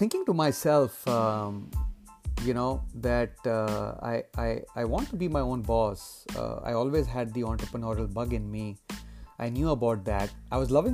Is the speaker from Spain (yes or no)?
no; India; my days when I was growing up in India